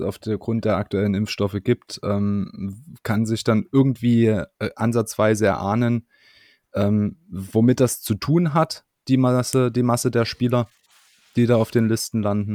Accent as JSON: {"language": "German", "country": "Germany", "said": "wir als Deutsche"}